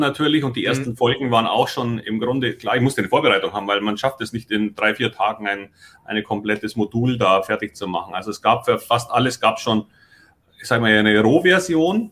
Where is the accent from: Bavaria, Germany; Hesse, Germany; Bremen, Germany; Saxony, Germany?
Bavaria, Germany; Munich; moved away as an adult; now in Hamburg, Germany; ich komme aus München